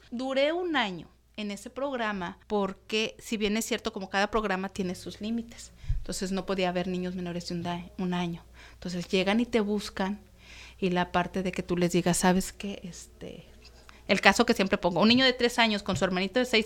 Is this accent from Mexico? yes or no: yes; Querétaro, Mexico; now in Tijuana, Mexico; que no solamente son tijuanenses, así como yo que llegué de Querétaro, pues hay de toda la República.